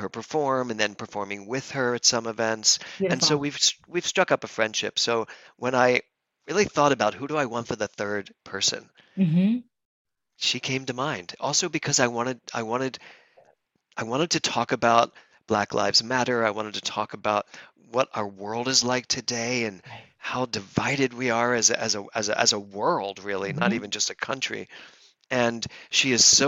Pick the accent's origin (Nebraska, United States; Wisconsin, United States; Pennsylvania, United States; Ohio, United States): Pennsylvania, United States; Philadelphia; moved away as an adult; also born or lived in New York City / Los Angeles; I was born in Philadelphia, moved to New York City